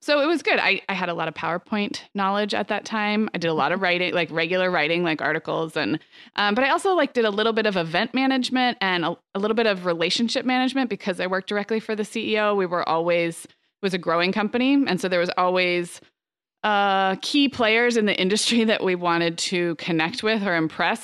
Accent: Santa Barbara, California, United States; growing up in Santa Barbara

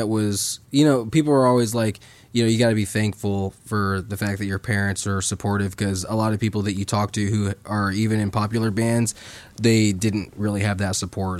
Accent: St. Joseph, Missouri, United States; we're homeschooled from St. Joseph, Missouri

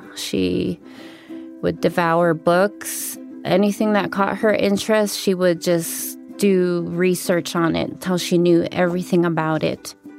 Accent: Browning, Montana, United States; now in Flathead Reservation, United States; I was born on the Blackfeet Reservation in Browning, Montana. My dad is Blackfeet and my mom is Navajo.

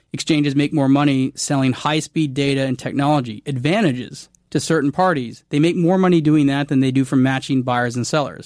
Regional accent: Canada; I'm Canadian

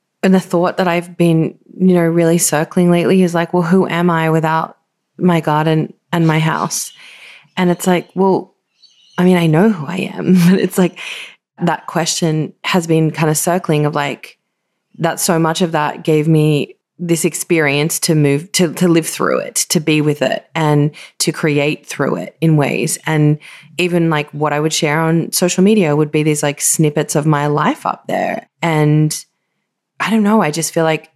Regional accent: Australia; also born or lived in Northern Rivers, New South Wales; I always felt sort of a bit estranged from being an Australian, even though I was born here

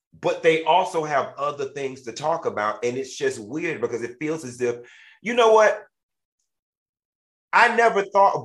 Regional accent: Miami, Florida, United States; I am from Miami

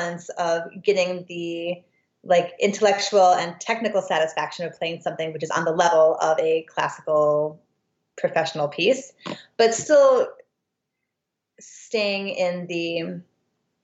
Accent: Des Moines, Iowa, United States; moved away as an adult; also born or lived in St. Louis, Missouri; I grew up in Des Moines, Iowa, primarily

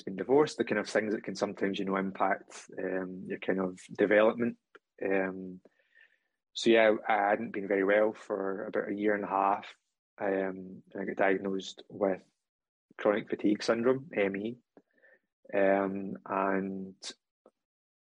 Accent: Scotland, United Kingdom

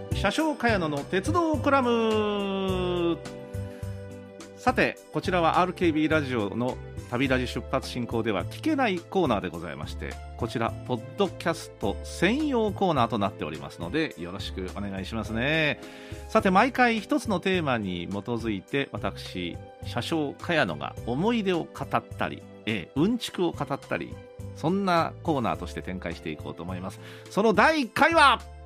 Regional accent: Kyushu, Japan; moved away as an adult; also born or lived in Tokyo; 東京の大学に出るんですけどもまあ、東京ですから東京と九州を往復するブルートレイン

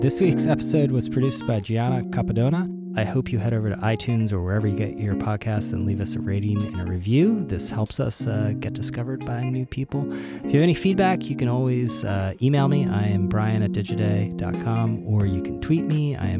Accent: Canada; I came from Canada. I wore them there, but I was like, I'm not wearing these to the office.

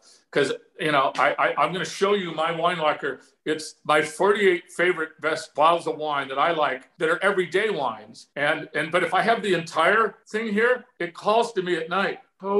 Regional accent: near Santa Anita, California, United States; also born or lived in Washington; now in Arizona, United States; I grew up near Santa Anita.

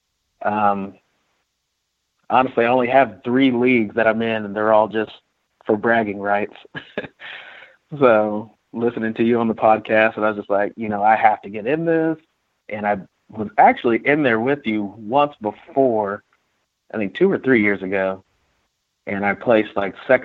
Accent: Webb City, Missouri, United States; I'm actually from Webb City, Missouri. It's right outside of Joplin, Missouri.

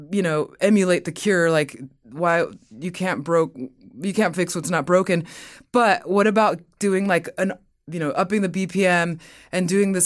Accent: Mexico; born there; Cause I was born in Mexico and my Latin heritage is a big part of who I am.

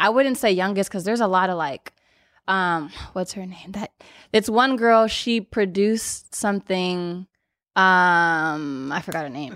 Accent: Los Angeles, California, United States; born or raised there

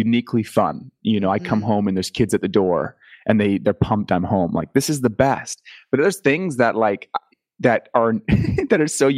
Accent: Canada; accent: Canadian; being from Canada

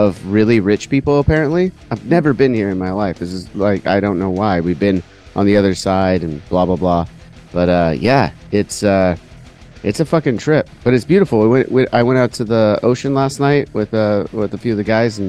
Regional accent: Huntington Beach, California, United States; I'm from Huntington Beach

